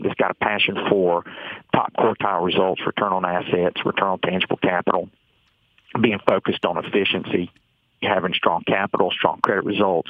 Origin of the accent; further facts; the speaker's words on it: Atlanta, Georgia, United States; I'm being from Atlanta